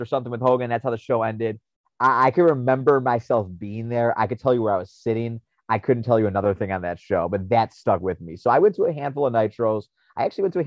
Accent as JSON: {"language": "English", "town": "Chicago", "region": "Illinois", "country": "United States", "tie": "born or raised there", "said": "in Chicago, my hometown"}